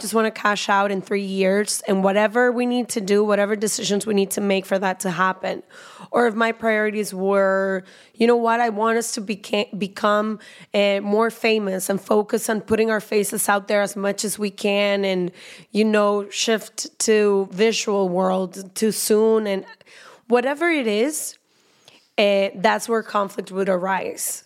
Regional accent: Guadalajara, Jalisco, Mexico; I am a Mexican woman. I was born in Guadalajara

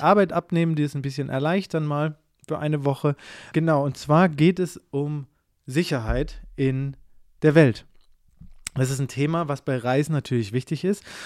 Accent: Southern Germany, Germany; ich komme aus dem Süden von Deutschland

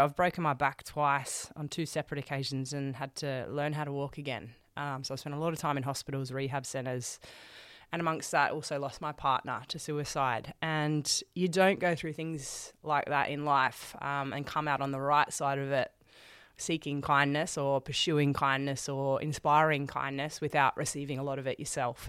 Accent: Sydney, New South Wales, Australia; we're, we're here in Melbourne. I'm from Sydney

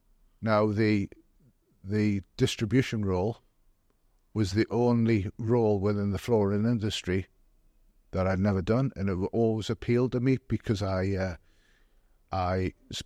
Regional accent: Gateshead, North East England, United Kingdom; now in Durham, United Kingdom; I come from Gated originally. Literally half a mile from where the branch is. I've since moved to Durham because my wife was a Durham girl.

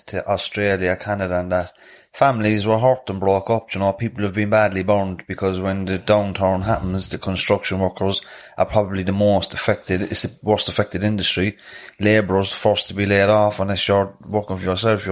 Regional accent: Cork, Munster, Ireland; we're from Knocknaheeny in Hollyhill area, we're in Churchville at the moment, Northwest Cork City in general, the north side in general

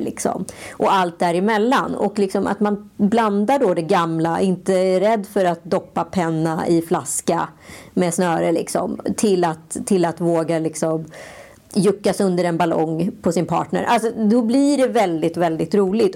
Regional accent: Stockholm, Stockholm County, Sweden; vi är skitstolta stockholmare

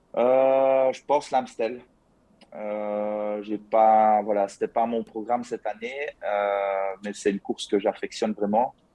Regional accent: province of Liège, Wallonia, Belgium; je viens de la province de Liège, donc euh, ça, ça, doit s'entendre à mon accent d'ailleurs

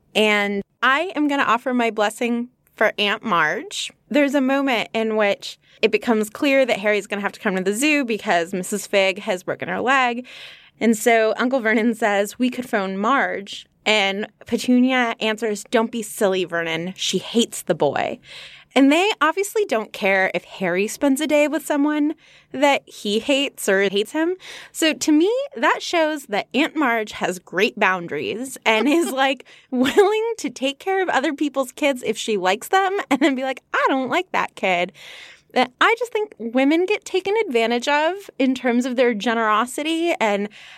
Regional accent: United Kingdom; I am British. I say things like herb, aluminium, and laboratory.

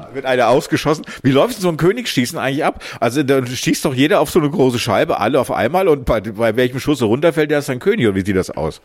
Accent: Hesse, Germany; now in Lower Saxony, Germany; Ich komme ja aus Hessen

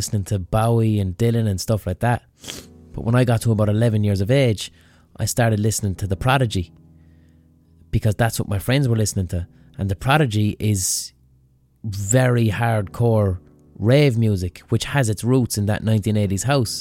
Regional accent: Limerick, Munster, Ireland; when I was growing up in Limerick

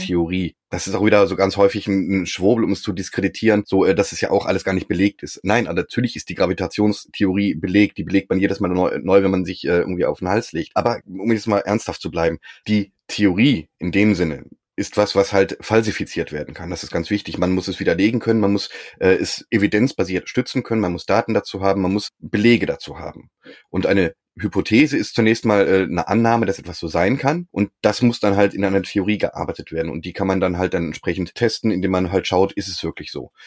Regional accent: Berlin, Germany; ich komme auch aus Berlin

